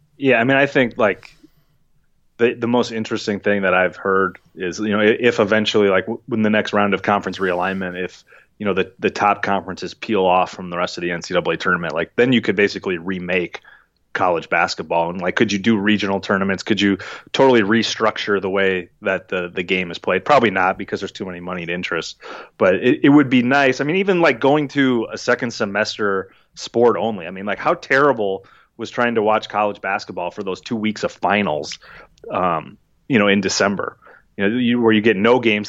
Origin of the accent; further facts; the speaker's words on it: Minneapolis, Minnesota, United States; also born or lived in Wisconsin; growing up in Minneapolis